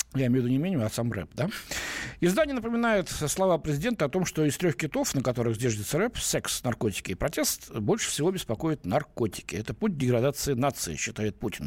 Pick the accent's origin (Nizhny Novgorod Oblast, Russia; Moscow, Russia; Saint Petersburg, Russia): Moscow, Russia; я в Москве родился